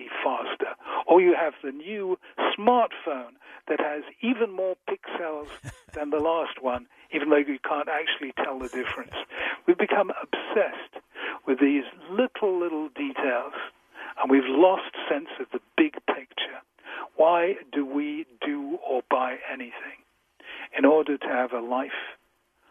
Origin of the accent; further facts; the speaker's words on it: England, United Kingdom; I'm so English